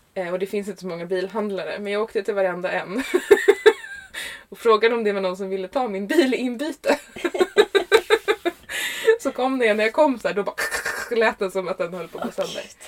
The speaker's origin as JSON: {"language": "Swedish", "town": "Stockholm", "region": "Stockholm County", "country": "Sweden", "tie": "born or raised there", "also_born_or_lived": "Ingarö", "said": "jag kommer från Stockholm. Mm. I Sverige. I Sverige. I Sverige. Jag är uppvuxen i Högdalen"}